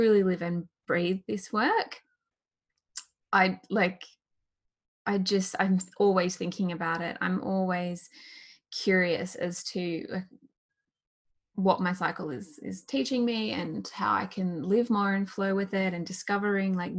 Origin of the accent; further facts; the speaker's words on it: Australia; I'm Australian